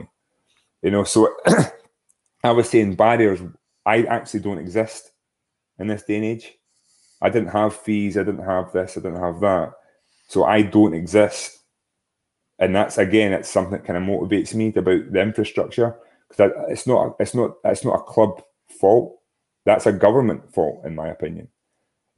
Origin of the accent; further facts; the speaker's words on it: Stirling, Scotland, United Kingdom; I'm not from Falkirk, I'm from Stirling